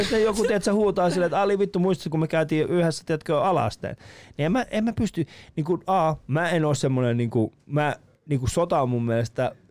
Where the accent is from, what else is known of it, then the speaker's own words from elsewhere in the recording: Iran; now in Finland; mä oon kasvanut Iranissa. Ei sitä musta, niinku, mä oon mm. kasvanut osittain Iranissa, osittain Suomessa.